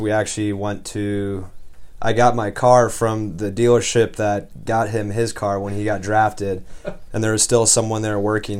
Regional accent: California, United States; born or raised there; moved away

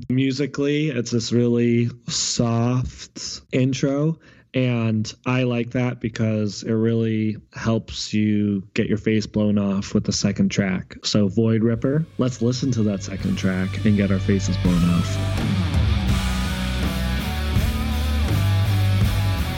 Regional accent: Boston, Massachusetts, United States; Boston band, my hometown

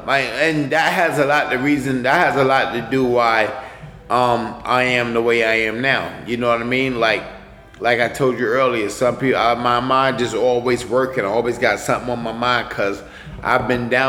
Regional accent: New York City, New York, United States; also born or lived in Titusville, Florida / Michigan; I was raised here in Brooklyn, Bed-Stuy. I was born in Florida, you know. Then I moved up to New York and went to New York from grade school, finished high school.

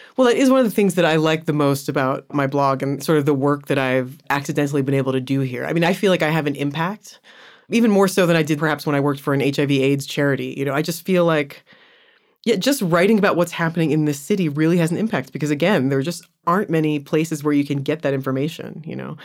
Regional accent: United States; moved away as an adult; now in Johannesburg, South Africa; I'm American

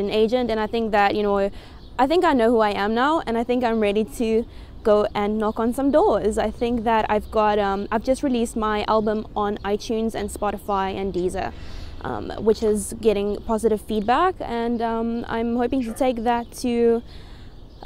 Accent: South Africa; now in United States

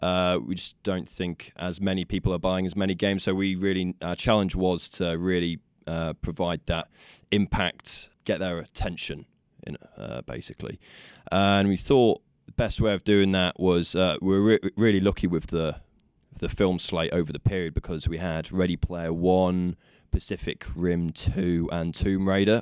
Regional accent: Nottingham, East Midlands, United Kingdom; born or raised there

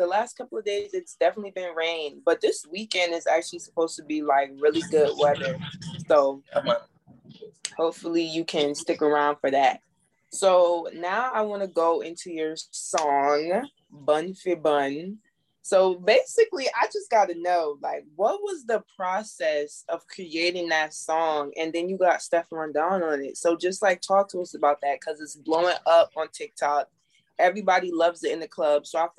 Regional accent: New Jersey, United States; So I'm actually from Jersey, but you know, I'm back and forth between Jersey and New York.

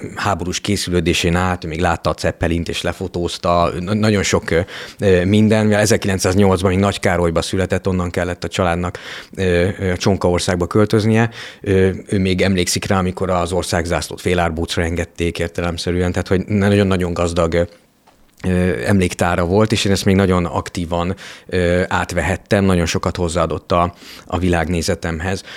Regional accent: Kiskunfélegyháza, Bács-Kiskun, Hungary; moved away as an adult; also born or lived in Budapest; nekem ilyen kiskunfélegyháza, Eh, ahol eh, felnőttem

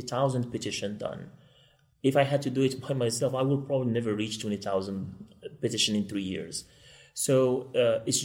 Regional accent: Morocco; moved away as an adult; now in Kansas City, United States; I'm originally from Morocco, and I won a lottery to come to this beautiful country

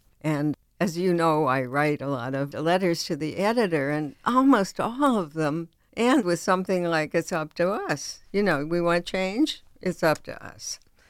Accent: United States; because I'm an American, because our citizenship expects a lot of us.

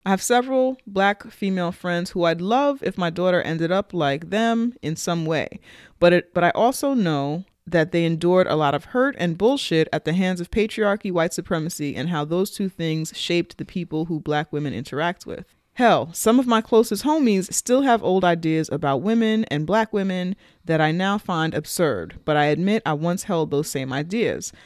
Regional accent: New York City, New York, United States; when I was growing up in the Bronx

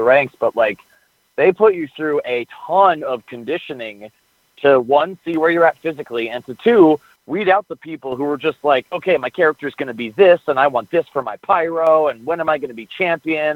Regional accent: Mill Valley, California, United States; also born or lived in Berkeley, California / Chico, California; I grew up in Mill Valley, which is just north of the San Francisco Bay Area.

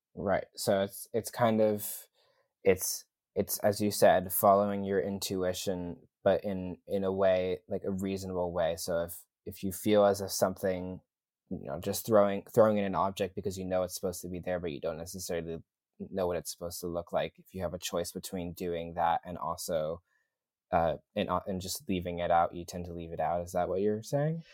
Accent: New York City, New York, United States; my hometown airport is pretty much LaGuardia

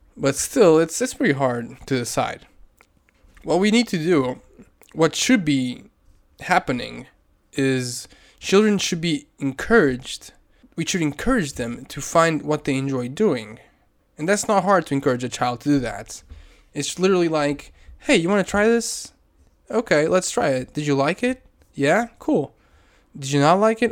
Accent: Portugal; I'm from Portugal.

